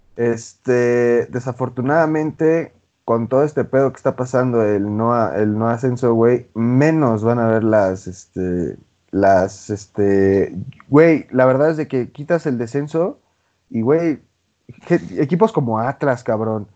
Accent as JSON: {"language": "Spanish", "town": "Cancún", "region": "Quintana Roo", "country": "Mexico", "said": "yo soy de Cancún"}